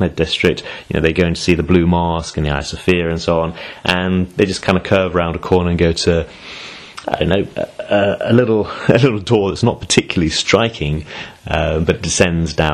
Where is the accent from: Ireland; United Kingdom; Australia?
United Kingdom; I'm British